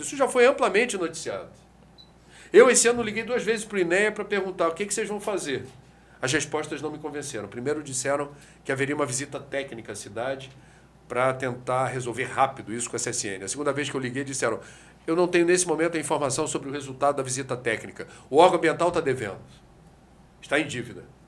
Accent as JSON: {"language": "Portuguese", "region": "Rio de Janeiro", "country": "Brazil", "said": "Eu venho do Rio de Janeiro que já teve oito fábricas de sardinha em torno da Baía de Guanabara"}